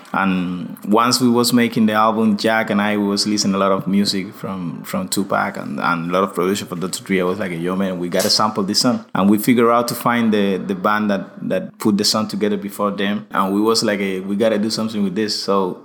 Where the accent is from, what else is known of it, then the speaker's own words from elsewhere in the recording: Pinar del Río, Cuba; English is a second language; to the Pina del Rio, that is the other extreme of Cuba, that is my hometown.